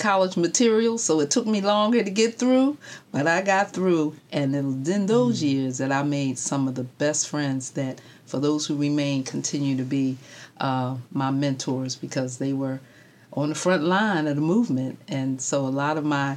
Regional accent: Philadelphia, Pennsylvania, United States; also born or lived in Kannapolis, North Carolina; born and raised in Philly

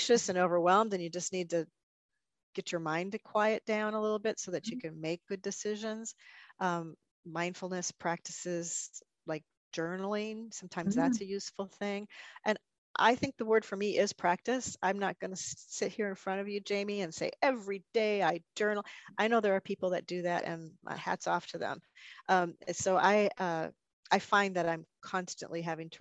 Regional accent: northern Wisconsin, United States; also born or lived in Azores; now in Northern Virginia, United States; I grew up in Wisconsin, northern Wisconsin.

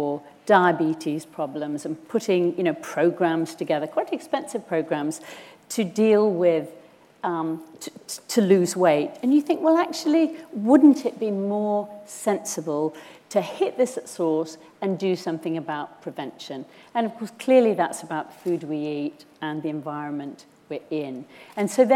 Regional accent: Cumbria, North West England, United Kingdom; I'm from Cumbria, so of course I've got a thing about the rural communities

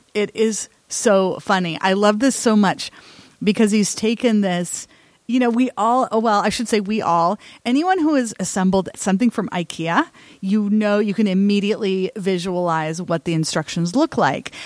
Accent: Salem, Oregon, United States; my hometown here in Salem, Oregon

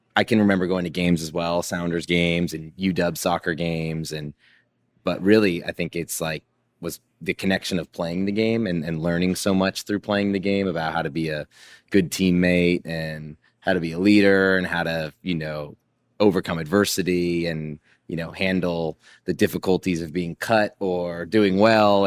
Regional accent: Seattle, Washington, United States; my childhood of growing up in Seattle

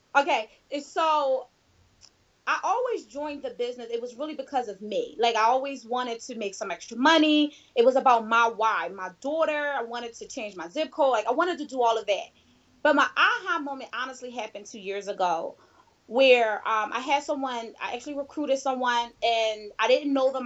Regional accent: Philadelphia, Pennsylvania, United States; I was a teen mom, and I am from Philadelphia.

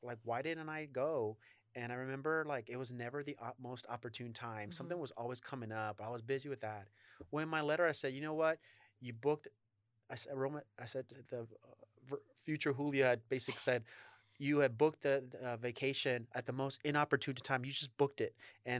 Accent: Texas, United States; I'm originally from Texas

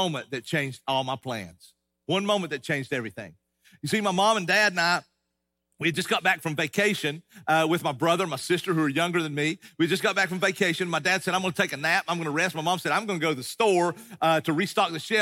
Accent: East Tennessee, United States; I grew up in East Tennessee, and I grew up in the mountains, Appalachian Mountains

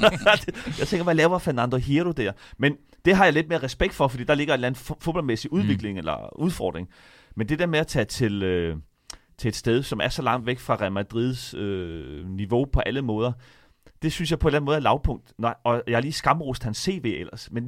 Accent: Denmark; nu er vi danskere

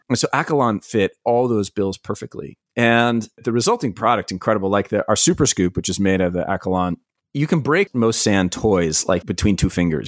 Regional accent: East Coast, United States; I grew up on the East Coast, going to, like, Myrtle Beach and sometimes down to the Gulf

